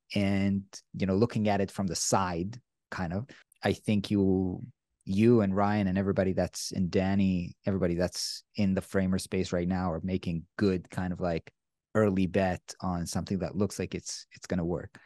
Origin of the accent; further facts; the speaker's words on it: Israel; I'm from Israel